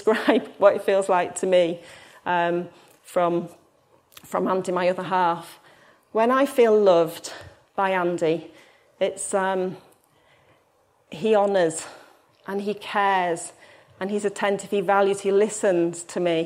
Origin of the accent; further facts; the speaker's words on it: Hull, Yorkshire and the Humber, United Kingdom; I'm from Hull